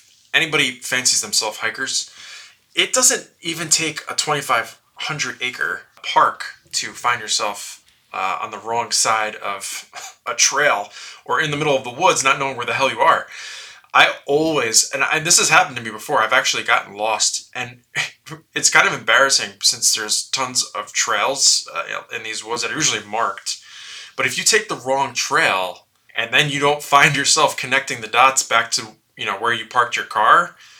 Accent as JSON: {"language": "English", "town": "West Fork", "region": "Arkansas", "country": "United States", "tie": "born or raised there", "said": "You've never heard of it, but it's my hometown. Yes, I do live on this 2,500-acre state park. No, not really. But in West Fork, Arkansas, which is in the northwest corner of Arkansas"}